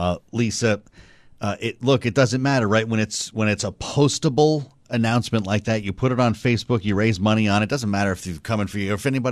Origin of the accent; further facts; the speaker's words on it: New England, United States; I'm from New England. I can tell you they're all wood stoves up there.